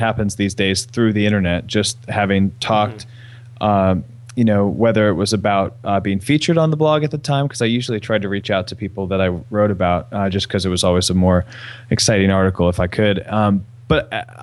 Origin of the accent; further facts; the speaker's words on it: East Coast, United States; I'm from the East Coast